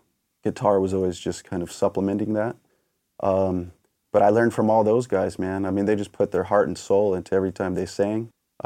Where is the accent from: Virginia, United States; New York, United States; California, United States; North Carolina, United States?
California, United States; San Diego; Born and raised, yes. I am a fourth-generation Obetian, which is...